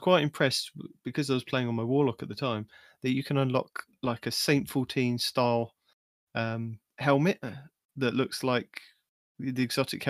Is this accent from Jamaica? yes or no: no; United Kingdom; I am the British guy